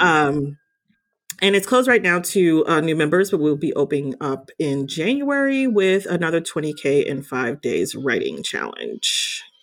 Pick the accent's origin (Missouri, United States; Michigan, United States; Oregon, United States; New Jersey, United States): New Jersey, United States; growing up in New Jersey